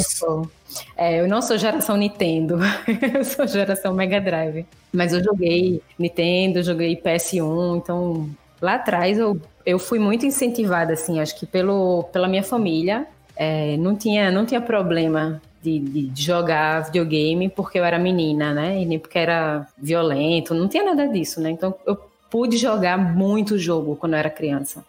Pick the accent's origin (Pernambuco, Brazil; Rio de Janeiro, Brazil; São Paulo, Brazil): Pernambuco, Brazil; Recife; eu sou de Recife